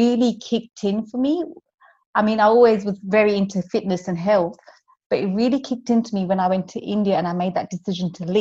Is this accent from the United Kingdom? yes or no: yes; London, United Kingdom; moved away as an adult; I'm from London